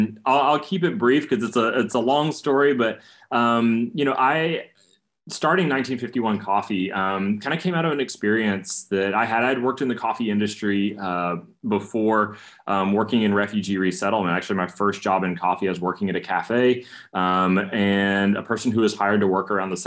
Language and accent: English; East Tennessee, United States; moved away; I grew up in a small town in East Tennessee, a very monocultural setting.